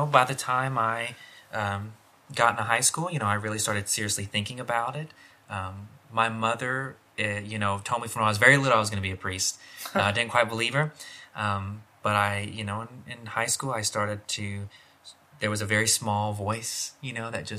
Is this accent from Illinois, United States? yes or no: no; Beaumont, Texas, United States; Originally, I'm from around the Beaumont area. Kind of grew up on the Gulf Coast, sort of out in the country